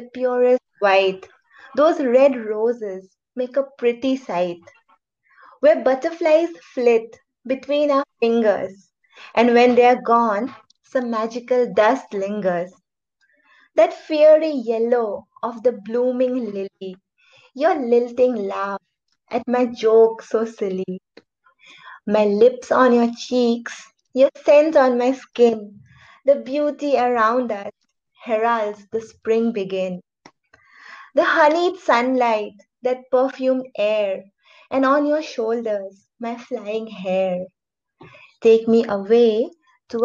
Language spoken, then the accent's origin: English; Jorhat, Assam, India; moved away as an adult; now in Silchar, India; I'm currently working in Silchar, but I was born and brought up in another place in Assam. It's called Jorhat